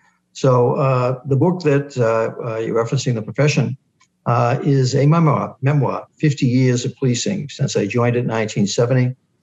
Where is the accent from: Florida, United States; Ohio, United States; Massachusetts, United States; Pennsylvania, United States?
Massachusetts, United States; Boston; moved away as an adult; now in New York, United States; I grew up in the Dorchester section of Boston, born in 1947. Raised in a cold water flat, a triple decker, unique style of housing in Boston.